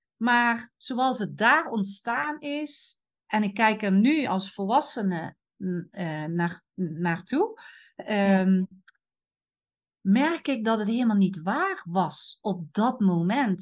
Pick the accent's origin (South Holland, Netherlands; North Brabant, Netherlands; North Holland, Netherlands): North Brabant, Netherlands; Eindhoven; accent: soft G; ik kom uit Eindhoven, dus de zachte G Kom daar vandaan, Noord-Brabant